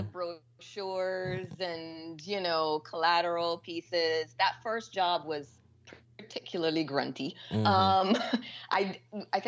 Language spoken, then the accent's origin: English; Barbados; I am from Barbados.